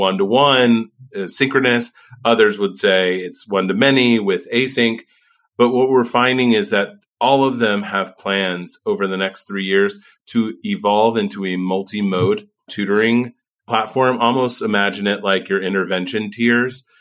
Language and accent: English; Indiana, United States; moved away; I'm from Indiana originally